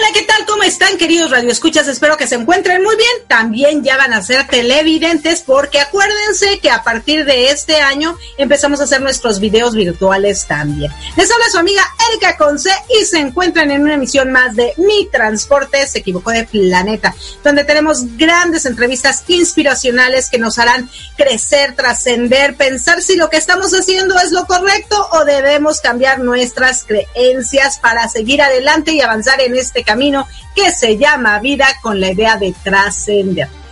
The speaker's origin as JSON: {"language": "Spanish", "country": "Mexico", "moved": "yes", "lives_now": "United States", "said": "bueno, allá en México, porque yo estoy en Estados Unidos"}